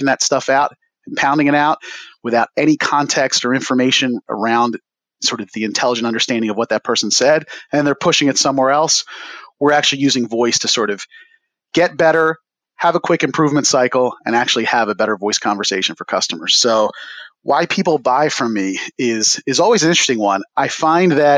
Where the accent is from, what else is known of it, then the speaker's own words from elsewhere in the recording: Philadelphia, Pennsylvania, United States; Growing up in the Philadelphia area, was exposed to hip hop and breakdancing at a young age via block parties in my neighborhood